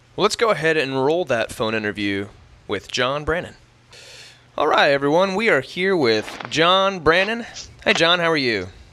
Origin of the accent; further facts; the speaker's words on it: Midwest, United States; moved away as an adult; now in Charleston, United States; Trevor and I were are from uh, from the Midwest